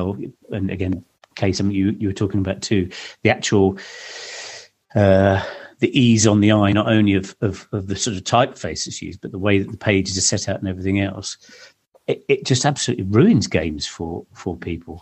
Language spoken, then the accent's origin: English; Suffolk, East of England, United Kingdom; I grew up in Suffolk.